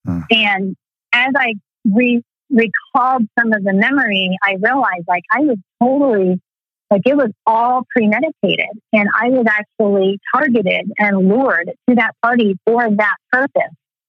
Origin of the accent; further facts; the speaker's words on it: Texas, United States; Yeah, Texas was interesting. I loved it, but we always moved around. My dad was in the military, so we moved around a lot, and so Texas is my real home.